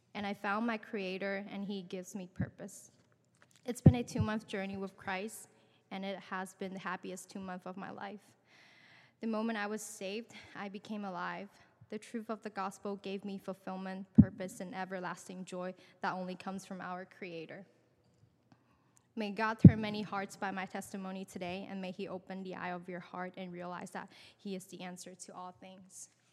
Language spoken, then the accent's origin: English; San Francisco, California, United States; I grew up in San Francisco